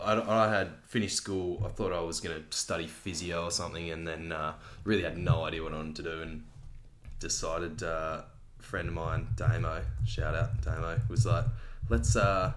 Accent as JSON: {"language": "English", "town": "Melbourne", "region": "Victoria", "country": "Australia", "tie": "born or raised there", "moved": "as an adult", "lives_now": "Perth, Australia", "said": "I'm from Melbourne."}